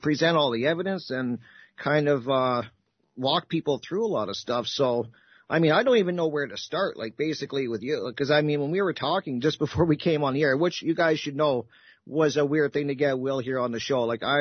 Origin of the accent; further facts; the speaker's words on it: Canada; I'm Canadian